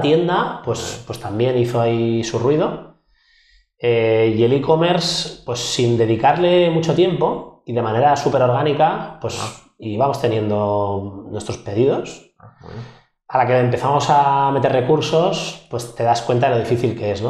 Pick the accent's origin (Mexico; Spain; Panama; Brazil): Spain; Barcelona, Catalonia; yo soy un emprendedor de Barcelona, 36 años